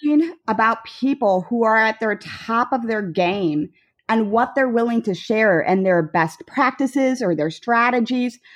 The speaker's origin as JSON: {"language": "English", "town": "Hicksville", "region": "Ohio", "country": "United States", "tie": "born or raised there", "also_born_or_lived": "Denver / Cleveland", "moved": "as an adult", "lives_now": "Charlotte, United States", "said": "growing up in Hicksville"}